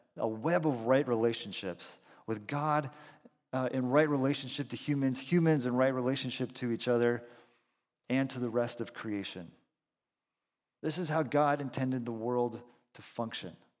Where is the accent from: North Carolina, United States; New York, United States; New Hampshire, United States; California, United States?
California, United States; Salinas; also born or lived in Boston; we're from the Central Coast, grew up in Salinas